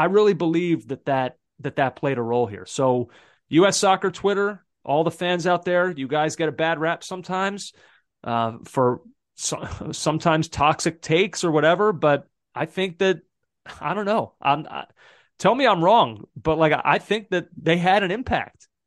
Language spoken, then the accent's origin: English; Pennsylvania, United States; born or raised there; also born or lived in Massachusetts; now in New York, United States